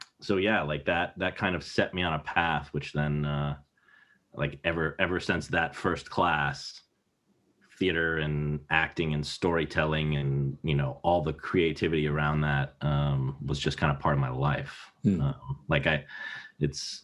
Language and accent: English; Lancaster, Pennsylvania, United States; also born or lived in Buffalo, New York / New Hampshire; we moved to Pennsylvania to a little area called Lancaster, which is Amish country